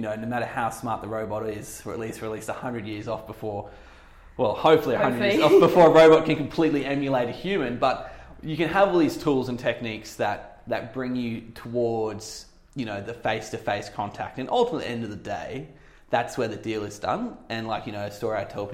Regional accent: Australia; moved away as an adult; now in London, United Kingdom; I'm an Aussie expat. I've been over here for about coming up to 3 years now

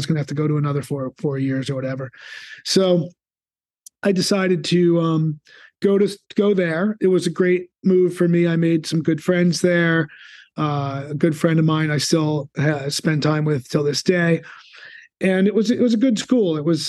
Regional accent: Toms River, New Jersey, United States; Grew up in Toms River on the shore in New Jersey.

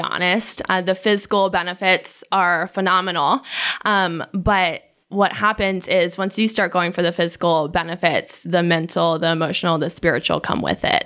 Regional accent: York, Pennsylvania, United States; moved away as an adult; now in Raleigh, United States; I'm from York, Pennsylvania, which is a very small town

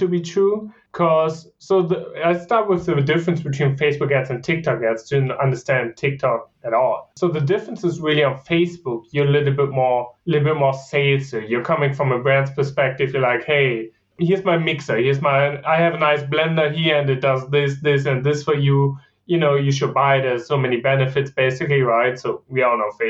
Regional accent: Germany; English is a second language; moved away as an adult; also born or lived in Virginia, United States / Kansas, United States; now in United States; I'm originally from Germany

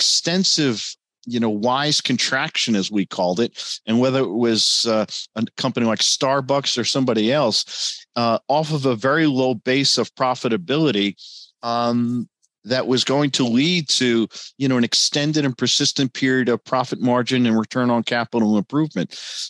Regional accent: United States; as an American

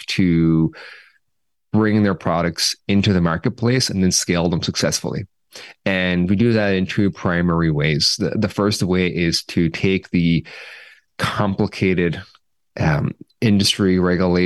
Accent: Cork, Munster, Ireland; also born or lived in Dublin; now in San Francisco, United States; I'm from Cork

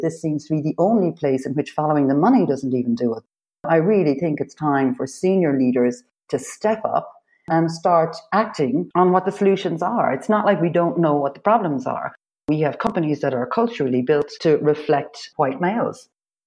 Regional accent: Ireland; I'm Irish.

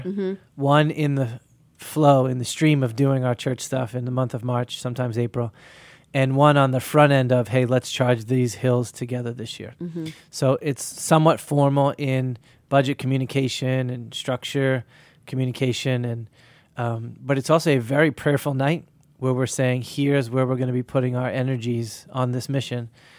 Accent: Boston, Massachusetts, United States; And just being Bostonian, part of it is in the summertime, we want to be out.

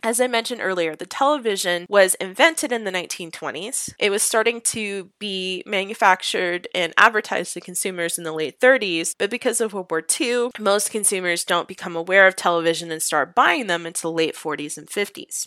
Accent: Houston, Texas, United States; moved away; I am originally from Houston. I'm from the north of Houston

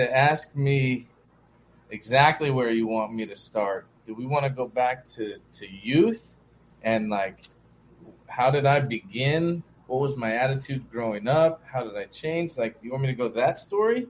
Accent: Beaufort / Hilton Head area, South Carolina coast, United States; I grew up in South Carolina on the coast, kind of Beaufort, Hilton Head sort of area.

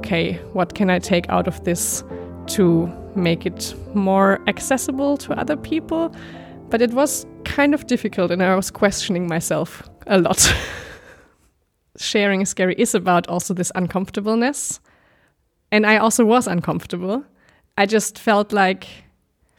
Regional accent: Germany; also born or lived in Netherlands; now in Belgium; I'm from Germany, but I lived in the Netherlands the last few years in Belgium

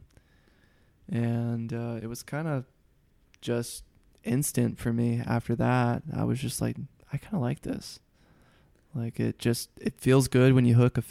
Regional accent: Huntsville, Alabama, United States; moved away as an adult; also born or lived in Middle Tennessee / Mississippi / Nashville, Tennessee; So I am from Huntsville, Alabama, which is extreme North Alabama. I mean, I'm like 20 or 30 minutes from the Tennessee line. I grew up fishing in both states.

